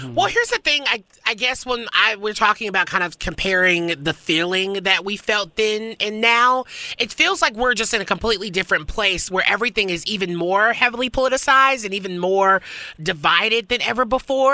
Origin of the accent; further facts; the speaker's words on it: the South, United States; now in Los Angeles, United States; When I was growing in the South